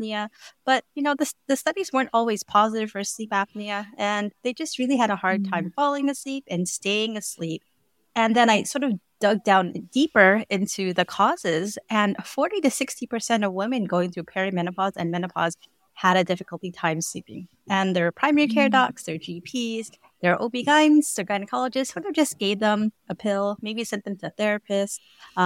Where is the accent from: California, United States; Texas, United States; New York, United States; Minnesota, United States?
California, United States; also born or lived in Hawaii; I'm actually born and raised in California, but I moved to Hawaii for about 7 years about